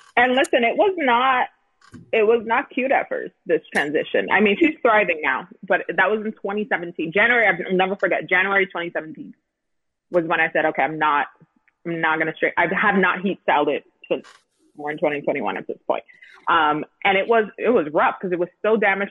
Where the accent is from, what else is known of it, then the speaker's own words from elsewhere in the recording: Miami, Florida, United States; moved away as an adult; also born or lived in San Diego, California; start my career in Miami, in my hometown, where my parents